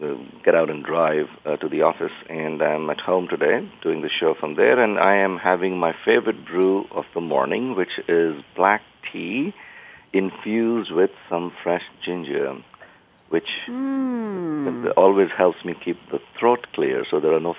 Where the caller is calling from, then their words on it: San Jose, California, United States; Well, I am in San Jose, California.